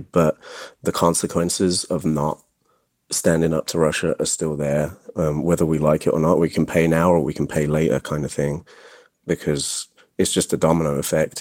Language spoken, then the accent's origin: English; England, United Kingdom; now in United States; I actually was raised in England